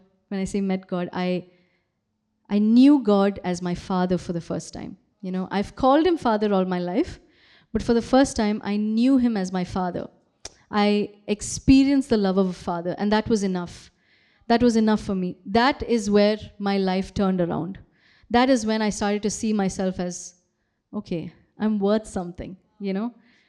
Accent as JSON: {"language": "English", "country": "Kuwait", "tie": "born or raised there", "also_born_or_lived": "Bangalore, India", "moved": "yes", "said": "I was born in Kuwait, okay? And again, nothing special about Kuwait. I went to a very, very normal school, you know, had a very, very normal childhood, nothing special. And then I moved to India, moved to Bangalore."}